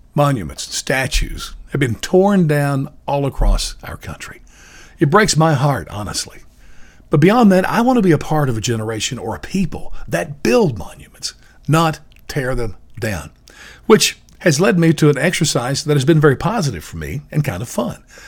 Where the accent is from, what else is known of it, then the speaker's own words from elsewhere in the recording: Chicago, Illinois, United States; I was from Chicago